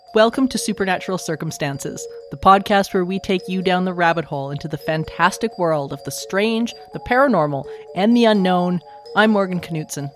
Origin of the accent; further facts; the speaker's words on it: Alberta, Canada; I'm from Alberta